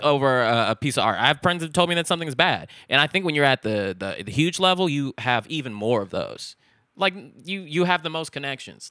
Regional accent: Richmond, California, United States; Chevron has a lot of refineries in my hometown, Richmond

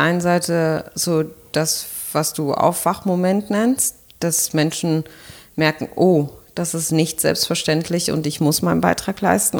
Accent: Berlin, Germany; ich bin Berlinerin

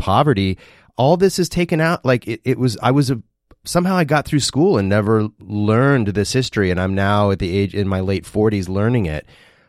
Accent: Midwest, United States; I grew up in the Midwest, though I wasn't raised in the South, but wasn't that different for me. I was in the United Methodist Church, and then my folks became Seventh-day Adventists

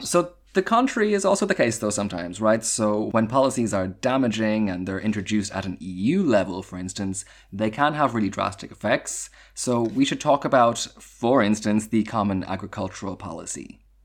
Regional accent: Ireland; a bit of my heritage as an Irish citizen

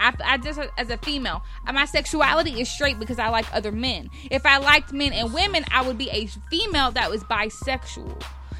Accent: Alabama, United States; I'm from Alabama, and I grew up

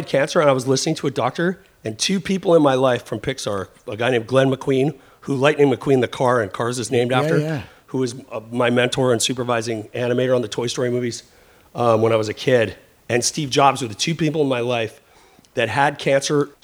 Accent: Vancouver, British Columbia, Canada; moved away; also born or lived in Southern California / Bay Area; I grew up in Vancouver.

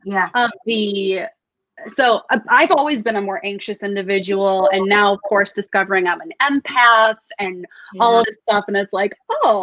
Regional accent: Buffalo, New York, United States; also born or lived in Boston; I'm from Buffalo.

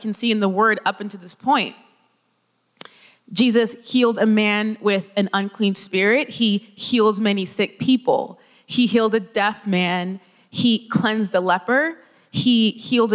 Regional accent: California, United States; moved away; I'm from California

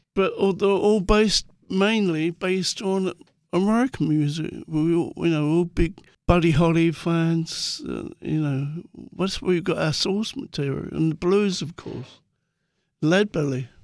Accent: London, United Kingdom; growing up in Muswell Hill

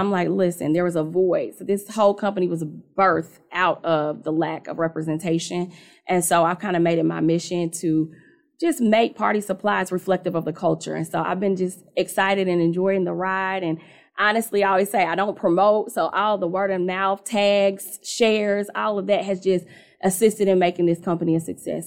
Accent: Indianapolis, Indiana, United States; I'm from Indianapolis, born and raised in that town, raised me, so, um, you know, rooted here

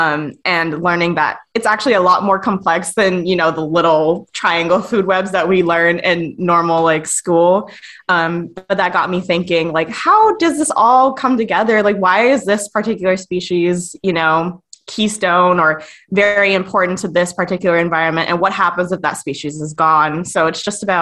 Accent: Long Beach, California, United States; moved away as an adult; now in Oregon, United States; I grew up in Long Beach, California, so I am, like, 20 minutes from the Pacific Ocean

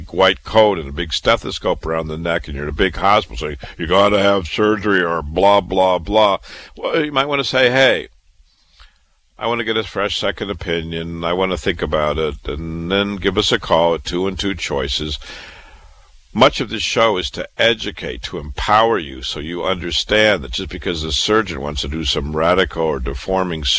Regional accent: Waterloo, Iowa, United States; moved away as an adult; also born or lived in Chicago, Illinois / Boston, Massachusetts; now in New York City, United States; I was born and raised in Waterloo, Iowa

